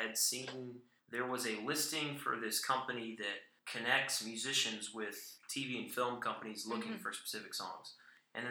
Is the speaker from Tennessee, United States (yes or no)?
yes; Chattanooga, Tennessee, United States; right here in my hometown